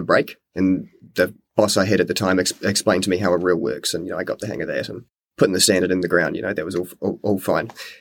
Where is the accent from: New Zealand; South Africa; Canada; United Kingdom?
New Zealand; moved away as an adult; also born or lived in Wellington; now in Te Pahu, New Zealand; originally I was from Nelson and Blenheim. I grew up there